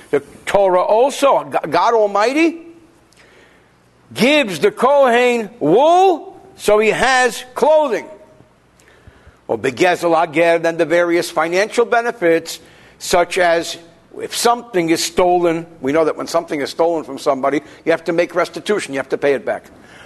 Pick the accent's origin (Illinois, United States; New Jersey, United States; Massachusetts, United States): New Jersey, United States; Newark; where I grew up in Newark